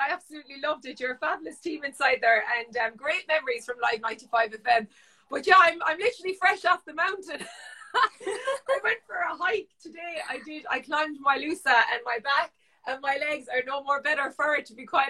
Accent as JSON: {"language": "English", "town": "Patrickswell", "region": "Munster", "country": "Ireland", "tie": "born or raised there", "said": "I now live in Mungret, but yeah, I was brought up in Patrickswell and spent my childhood there. My parents moved there when I was born"}